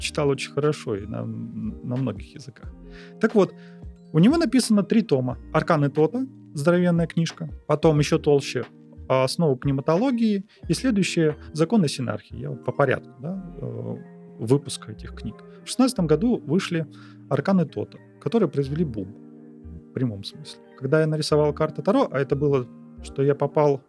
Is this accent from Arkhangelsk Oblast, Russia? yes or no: yes; Arkhangelsk, Arkhangelsk Oblast, Russia; now in Saint Petersburg, Russia; Я родом с Архангельска